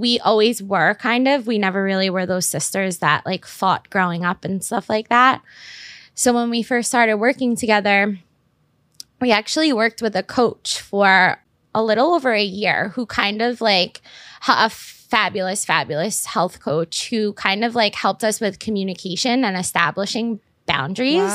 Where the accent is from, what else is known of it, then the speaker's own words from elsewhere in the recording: New York City, New York, United States; I grew up in Staten Island